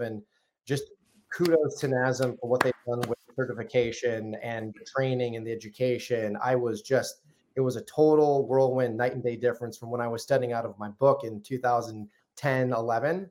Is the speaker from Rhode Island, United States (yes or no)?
no; Wisconsin, United States; moved away as an adult; also born or lived in New York City; now in Minneapolis, United States; I grew up in Wisconsin.